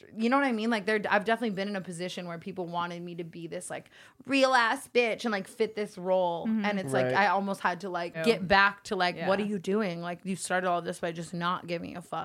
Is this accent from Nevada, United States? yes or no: yes; Las Vegas, Nevada, United States; moved away; I came from Vegas